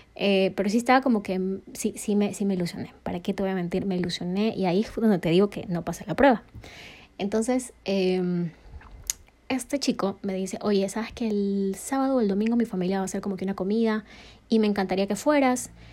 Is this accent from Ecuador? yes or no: yes; Ecuador; also born or lived in New York; estoy en mi país, estoy en Ecuador